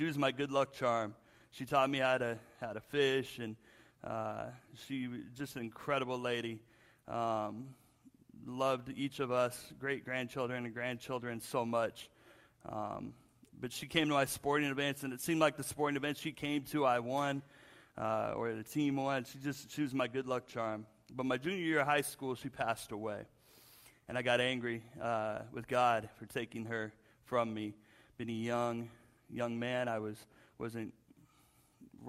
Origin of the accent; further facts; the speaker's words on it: Spokane, Washington, United States; moved away as an adult; also born or lived in Seattle, Washington; I grew up in Washington State, Spokane